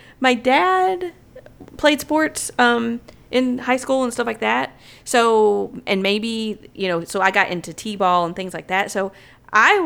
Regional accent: the South, United States; we are from the South

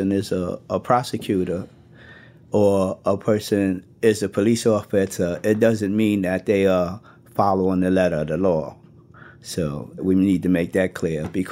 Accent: New York City, New York, United States; I grew up in Brooklyn, New York.

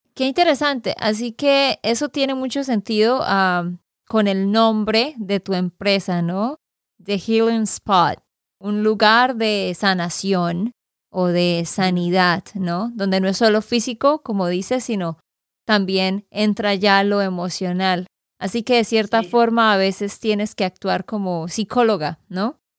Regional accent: Santander, Colombia; de Santander, Colombia

